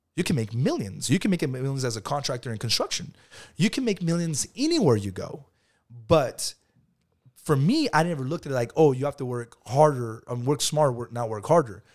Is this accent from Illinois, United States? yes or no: no; Lamont, California, United States; I grew up in Lamont, bro, and my dad used to come to Bakersfield